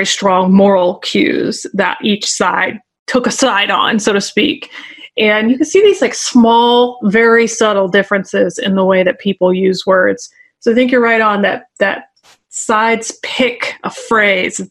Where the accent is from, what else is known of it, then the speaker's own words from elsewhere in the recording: the South, United States; also born or lived in Northeast US; now in Northeast, United States; So I'm in the Northeast right now, but I'm from the South.